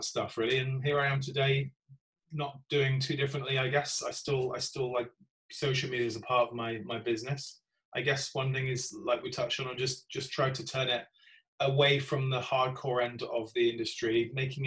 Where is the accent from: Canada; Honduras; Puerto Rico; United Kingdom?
United Kingdom; Gloucester, South West England; my hometown of Gloucester